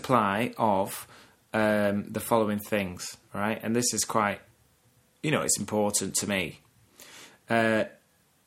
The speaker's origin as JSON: {"language": "English", "town": "Burnley", "region": "North West England", "country": "United Kingdom", "tie": "born or raised there", "moved": "yes", "lives_now": "London, United Kingdom", "said": "I'm from Burnley. I am born Burnley"}